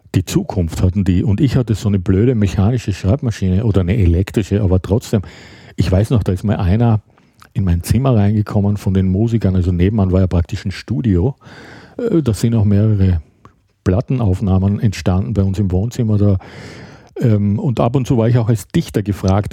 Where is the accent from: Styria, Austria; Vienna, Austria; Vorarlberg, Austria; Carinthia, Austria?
Styria, Austria; Graz; moved away as an adult; also born or lived in Düsseldorf, Germany / Hamburg, Germany; now in Berlin, Germany; ich bin Ende der 70er Jahre aus Graz, meiner Heimatstadt, die schon sehr weit im Süden ist